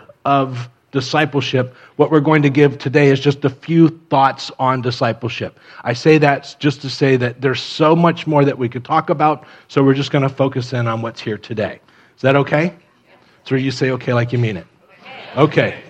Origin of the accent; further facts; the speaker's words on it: Miami, Florida, United States; moved away; I grew up in Miami